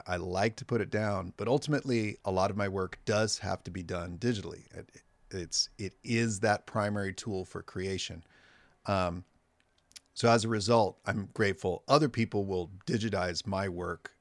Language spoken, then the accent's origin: English; Morro Bay / Los Osos, San Luis Obispo County, California, United States; now in Santa Maria, United States; I grew up in Morbe